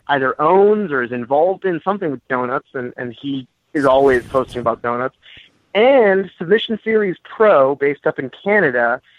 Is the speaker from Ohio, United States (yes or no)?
yes; Ohio, United States; You have no room to make fun of me for being from or living in Ohio.